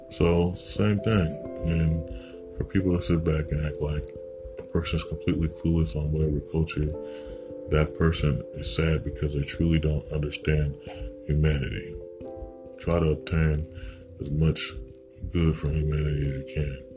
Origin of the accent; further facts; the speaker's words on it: United States; being American and you're dealing with Caucasians and you're a different race.